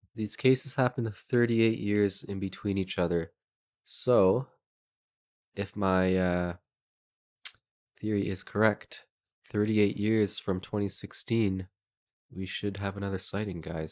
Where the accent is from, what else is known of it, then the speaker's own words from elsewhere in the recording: Canada; We're Canadian.